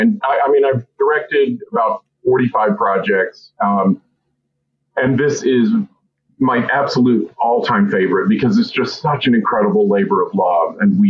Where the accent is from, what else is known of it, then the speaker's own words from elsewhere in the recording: the Carolinas, United States; When I was growing up in the Carolinas